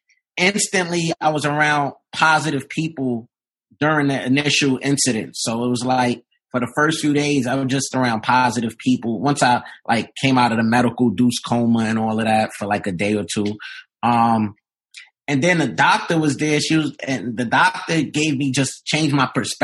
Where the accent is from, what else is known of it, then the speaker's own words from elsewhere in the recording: New York City, New York, United States; I'm from Brooklyn, New York